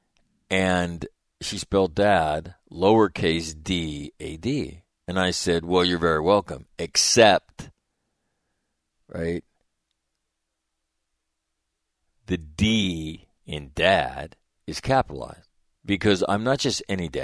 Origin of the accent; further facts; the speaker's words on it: Sacramento, California, United States; moved away; my hometown, Sacramento, California